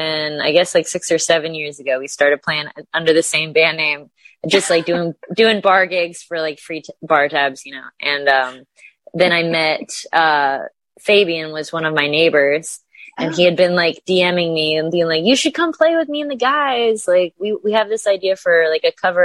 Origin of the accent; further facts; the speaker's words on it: Delray Beach, Florida, United States; I'm originally from Florida. I grew up in Delray Beach